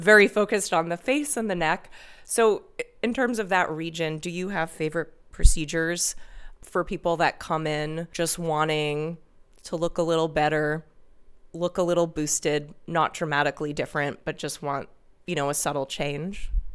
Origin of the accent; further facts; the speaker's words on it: New York City, New York, United States; moved away; New York City, my hometown